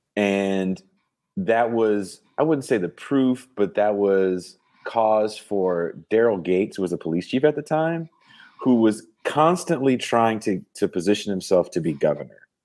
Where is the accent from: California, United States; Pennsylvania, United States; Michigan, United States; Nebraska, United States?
California, United States; the Bay Area; also born or lived in Oakland; I'm from the Bay.